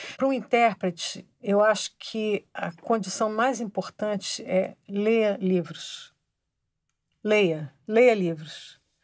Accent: Rio de Janeiro, Brazil; Eu cresci no Rio de Janeiro, então a minha infância, nos anos 50, era muito é, regada a carnaval

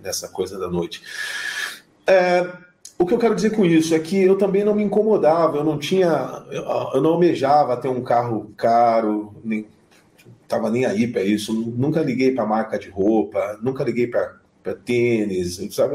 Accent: Curitiba, Paraná, Brazil; also born or lived in London; now in São Paulo, Brazil; eu sou de Curitiba, mas eu, antes de ir para Londres eu estava em São Paulo

